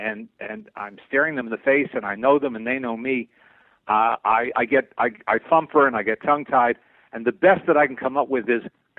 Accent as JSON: {"language": "English", "town": "Teaneck", "region": "New Jersey", "country": "United States", "tie": "born or raised there", "also_born_or_lived": "Manhattan, New York", "moved": "as an adult", "lives_now": "Los Angeles, United States", "said": "I grew up in the New York area. I was born in Manhattan. I grew up in Teaneck, New Jersey. Spent most of my adolescence, you know, in and around New York"}